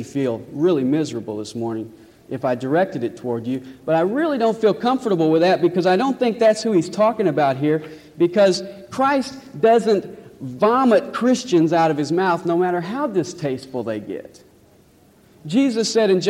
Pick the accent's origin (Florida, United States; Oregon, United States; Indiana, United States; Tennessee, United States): Tennessee, United States; Nashville; I was born in Nashville, raised in Nashville.